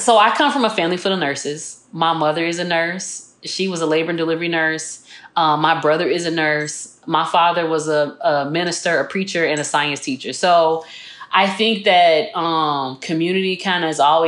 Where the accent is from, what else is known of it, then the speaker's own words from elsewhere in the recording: Chicago, Illinois, United States; moved away as an adult; also born or lived in Tuscaloosa, Alabama; I grew up in Chicago